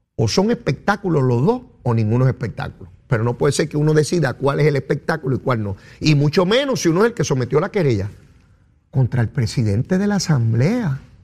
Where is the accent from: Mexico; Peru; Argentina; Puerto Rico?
Puerto Rico; accent: Boricua; como la lengüita mía. Sí, una lengüita boricua.